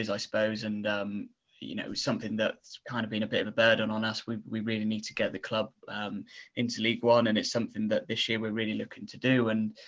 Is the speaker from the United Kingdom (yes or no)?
yes; Torquay, South West England, United Kingdom; born in Torbay